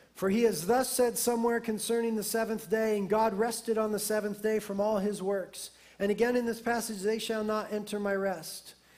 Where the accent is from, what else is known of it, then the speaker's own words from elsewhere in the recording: United States; being American Christians